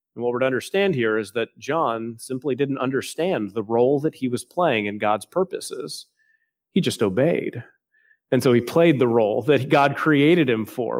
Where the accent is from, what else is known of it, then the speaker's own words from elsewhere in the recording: Texas, United States; now in South Carolina, United States; I'm still thinking as a Texan.